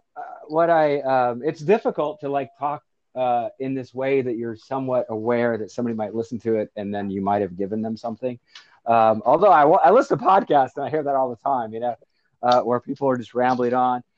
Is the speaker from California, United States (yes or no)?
no; Florida, United States; moved away; I was from Florida